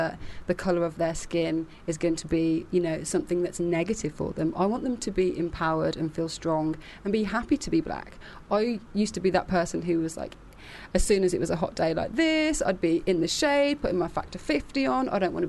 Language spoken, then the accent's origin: English; Birmingham, West Midlands, United Kingdom; I'm from Birmingham.